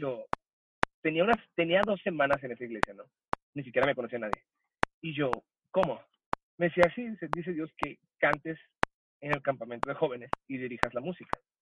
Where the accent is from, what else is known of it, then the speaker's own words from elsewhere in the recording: El Paso, Texas, United States; moved away as an adult; also born or lived in Ciudad Juárez, Chihuahua, Mexico / California / Nogales, Sonora, Mexico; now in Mexico; yo soy nacido en Ciudad Juárez, Chihuahua, la mejor ciudad del mundo, aunque no crecí ahí. Este, probablemente a la edad de los cinco años, mi familia se mueve a la ciudad del Paso, Texas